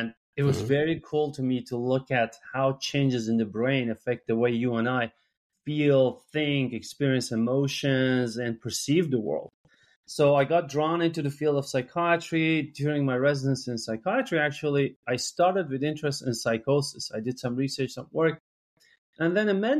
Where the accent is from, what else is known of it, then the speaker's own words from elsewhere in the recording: Iran; English is a second language; moved away as an adult; I'm from Iran, and where I went to medical school